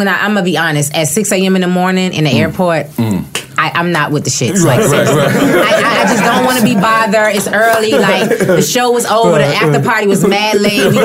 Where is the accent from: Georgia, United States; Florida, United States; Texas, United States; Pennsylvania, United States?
Florida, United States; Miami; I'm from Liberty City